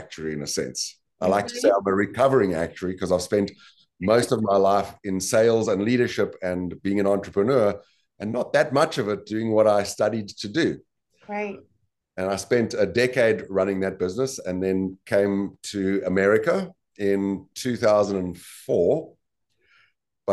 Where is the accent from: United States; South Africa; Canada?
South Africa; I was born and bred in South Africa